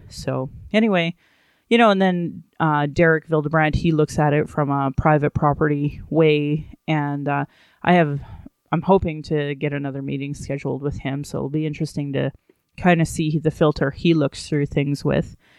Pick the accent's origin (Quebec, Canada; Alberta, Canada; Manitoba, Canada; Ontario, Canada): Alberta, Canada; Sylvan Lake; also born or lived in Calgary; When I was growing up in Sylvan Lake